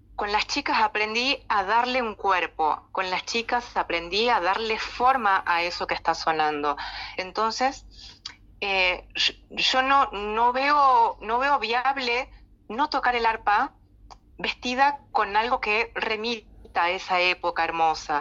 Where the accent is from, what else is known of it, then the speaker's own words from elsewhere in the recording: Salta, Argentina; moved away as an adult; now in La Plata, Argentina; yo nací en la ciudad de Salta en el año 92 me vine para acá